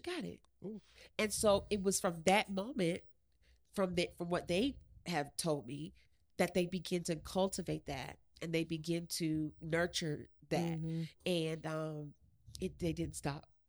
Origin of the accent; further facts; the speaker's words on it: Chesapeake, Virginia, United States; also born or lived in West Haven, Connecticut; I am from Chesapeake, Virginia